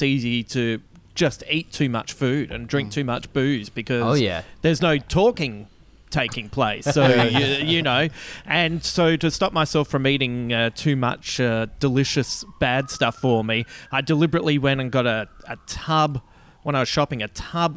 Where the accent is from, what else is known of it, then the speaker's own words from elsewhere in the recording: Adelaide, South Australia, Australia; moved away as an adult; also born or lived in Melbourne; I grew up in West Croydon, which for anyone who hasn't been there, is about 20 minutes out of the city.